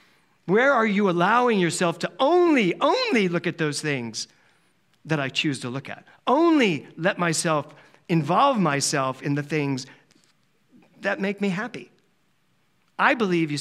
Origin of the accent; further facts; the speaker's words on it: Philadelphia, Pennsylvania, United States; moved away as an adult; also born or lived in New York City / Los Angeles; growing up in Philadelphia